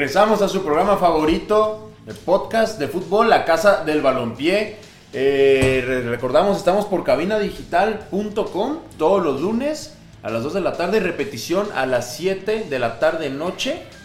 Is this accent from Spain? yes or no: no; Mexico; aquí los mexicanos